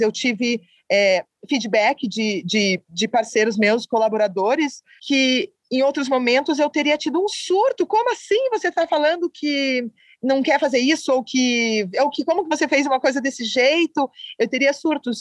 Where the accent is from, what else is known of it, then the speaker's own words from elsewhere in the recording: Curitiba, Paraná, Brazil; moved away; estar de volta em Curitiba